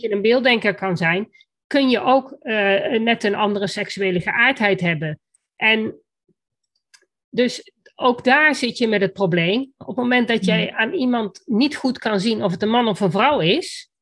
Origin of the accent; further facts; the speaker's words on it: Achterhoek, Gelderland, Netherlands; bij ons in de Achterhoek